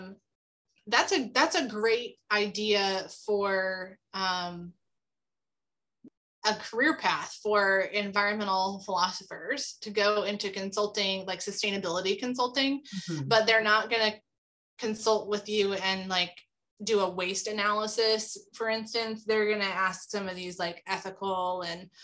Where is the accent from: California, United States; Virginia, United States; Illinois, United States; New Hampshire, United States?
California, United States; Tulare County; I grew up in Tulare County, California, which is home to sequoia and Kings Canyon